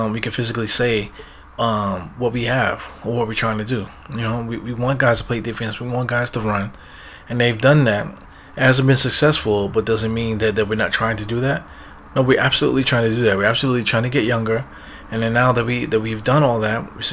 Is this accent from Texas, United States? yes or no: no; Brooklyn, New York, United States; I'm from Brooklyn. I have so much pride in being from Brooklyn